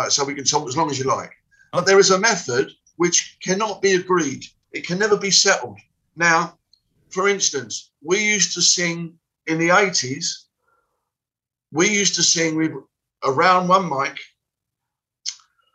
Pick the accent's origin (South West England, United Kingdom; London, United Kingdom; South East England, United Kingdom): London, United Kingdom; I come from West Ham